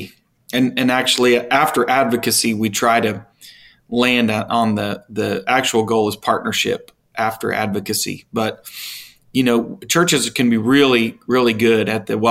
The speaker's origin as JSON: {"language": "English", "country": "United States", "tie": "born or raised there", "said": "as American citizens and me being born here"}